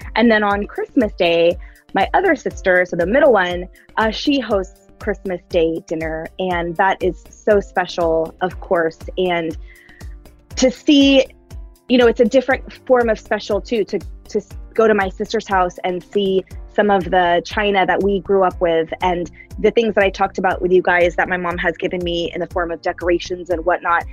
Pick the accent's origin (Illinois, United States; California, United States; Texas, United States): California, United States; Bay Area; now in Seattle, United States; I grew up in the Bay Area with all five of us under the same roof